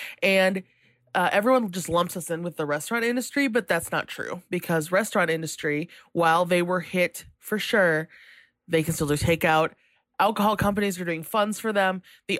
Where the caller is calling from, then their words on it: Minneapolis, Minnesota, United States; I'm calling from Minneapolis.